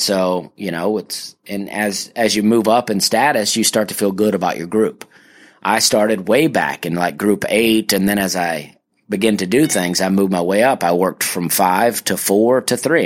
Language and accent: English; Alabama, United States; my home state of Alabama